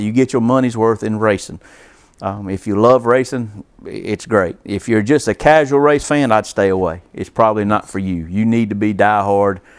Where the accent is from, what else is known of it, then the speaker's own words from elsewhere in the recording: Columbus, Georgia, United States; now in Alamance County, United States; I grew up on the Chattahoochee River